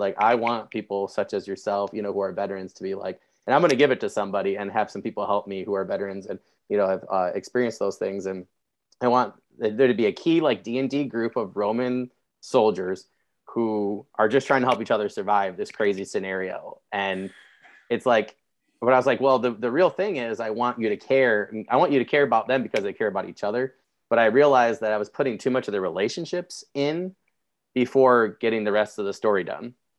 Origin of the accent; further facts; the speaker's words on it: Michigan, United States; I'm a Midwesterner, I'm from Michigan